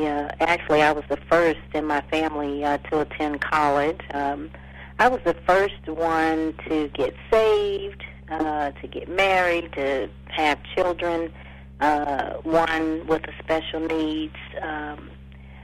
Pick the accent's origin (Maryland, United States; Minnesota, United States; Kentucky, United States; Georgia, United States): Maryland, United States; Temple Hills; also born or lived in Washington, D.C.; So I did all of my primary and secondary education in the Temple Hills, Maryland area.